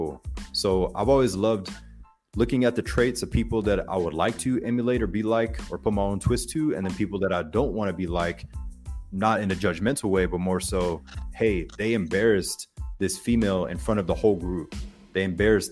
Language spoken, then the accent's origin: English; Pensacola, Florida, United States; accent: Floribama; from Pensacola, Florida. So Floribama, you probably hear multiple accents sometimes when I talk, but it's right there, 15 minutes away from Alabama, Panhandle, Florida. But my high school was split